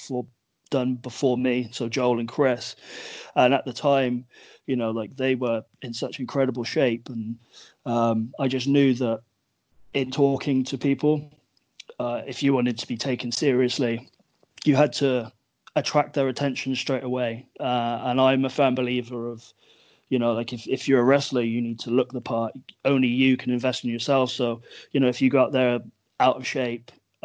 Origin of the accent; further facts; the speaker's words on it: England, United Kingdom; we're a country of British people